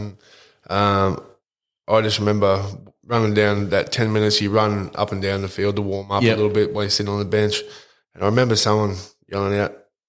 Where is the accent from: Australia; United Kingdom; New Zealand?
Australia; Yeppoon, Queensland; I went to school here in Yeppoon.